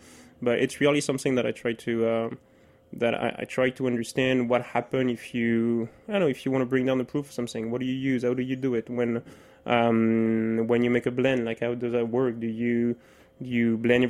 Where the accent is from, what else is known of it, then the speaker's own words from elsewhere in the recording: France; English is a second language; moved away as an adult; now in United States; I grew up there